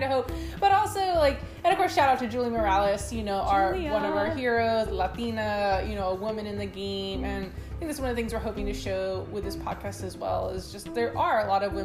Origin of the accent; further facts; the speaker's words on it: around Houston, Texas, United States; I grew up around Houston, but we came to Houston in 2014